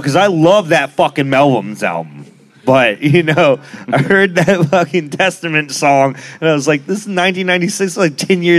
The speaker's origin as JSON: {"language": "English", "region": "Alaska", "country": "United States", "moved": "yes", "lives_now": "Austin, United States", "said": "I'm from Alaska, dude."}